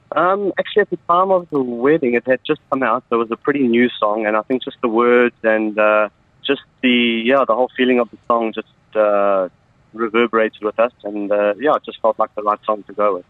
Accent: Galway, Connacht, Ireland; moved away; born and raised in Galway

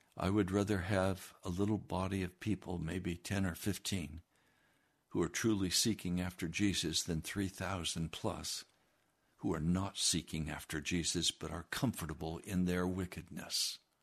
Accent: United States

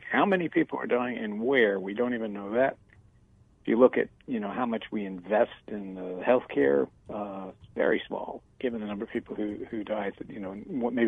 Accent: West Virginia, United States; moved away; I am from West Virginia

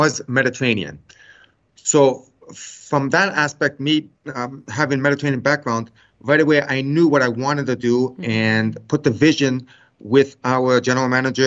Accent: Canada; I was born in Canada, but my family, we are Macedonian Greek heritage

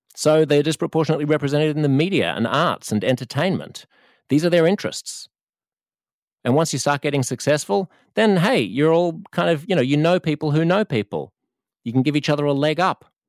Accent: Australia; I am Australian instead of American or Canadian.

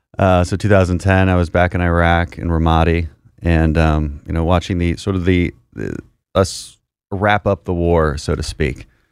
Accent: Houston, Texas, United States; my family comes from the energy industry, so we're from Houston

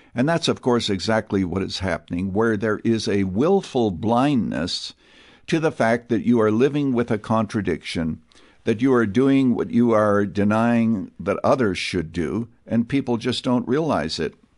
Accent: Canada; now in United States; I was born and raised in Canada. So I am an American citizen today. I am naturalized

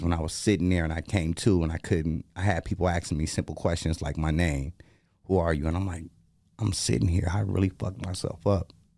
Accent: Portland, United States; I'm from Portland

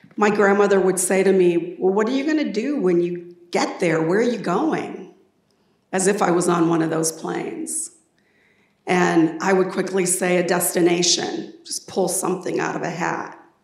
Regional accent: Des Moines, Iowa, United States; I grew up in Des Moines, and from the time I was eight years old, I knew I wanted to leave

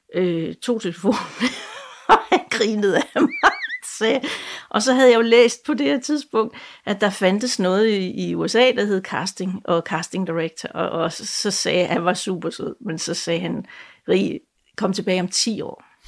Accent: Jutland, Denmark; moved away; jeg kommer jo oprindeligt fra Jylland

